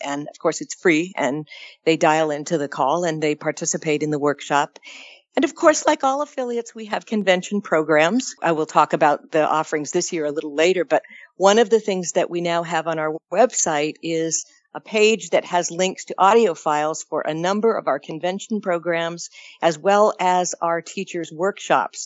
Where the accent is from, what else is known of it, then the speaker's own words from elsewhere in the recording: California, United States; As a Californian